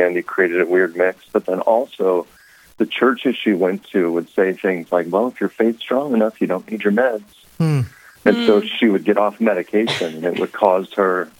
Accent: Lincoln, Nebraska, United States; I was born and raised in Lincoln, Nebraska

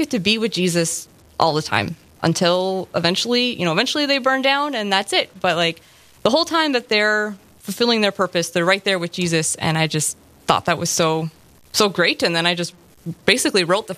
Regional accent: Sauk Centre, Minnesota, United States; moved away as an adult; also born or lived in Morris, Minnesota; now in Fargo, United States; I grew up in Sauk Center, Minnesota, actually out a little south of Sauk Center, mm-hmm. on a dairy farm

